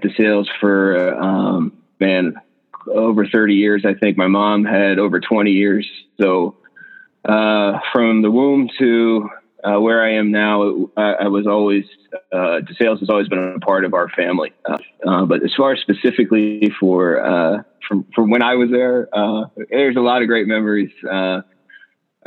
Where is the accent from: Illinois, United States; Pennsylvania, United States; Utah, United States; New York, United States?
Pennsylvania, United States; Bethlehem; moved away as an adult; now in Georgia, United States; I grew up in Bethlehem, Pennsylvania, so not far from Center Valley at all